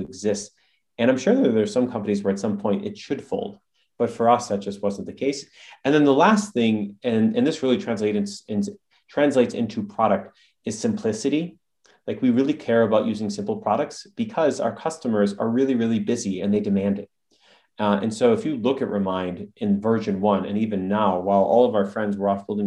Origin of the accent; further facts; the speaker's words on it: Midwest, United States; My brother and I, we come from the Midwest